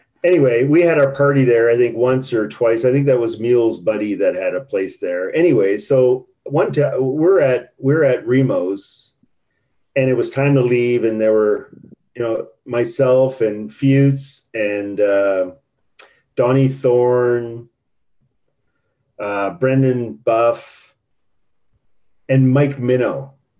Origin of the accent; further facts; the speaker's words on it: Canada; I go, I'm Canadian. What the fuck am I going to do to you?